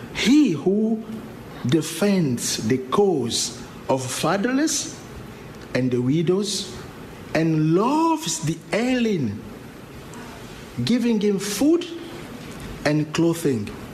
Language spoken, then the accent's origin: English; Angola; English is a second language; moved away as an adult; now in Lewiston, United States; from the Republic of Angola